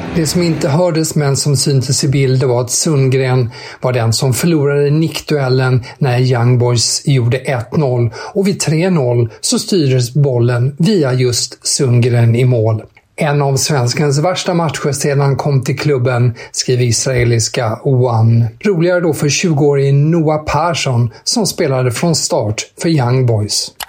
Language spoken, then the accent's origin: Swedish; Sweden; som svensk